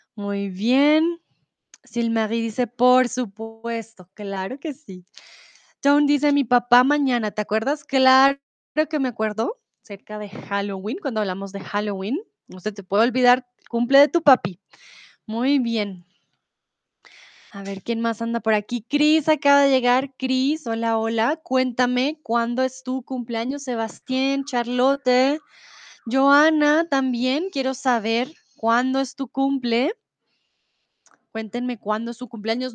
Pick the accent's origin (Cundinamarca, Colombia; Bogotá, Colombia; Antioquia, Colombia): Bogotá, Colombia; soy de Colombia, de Bogotá